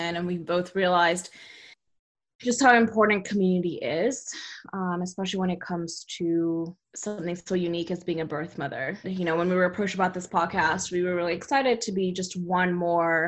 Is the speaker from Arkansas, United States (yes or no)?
no; California, United States; moved away as an adult; also born or lived in Texas; I grew up mostly in California.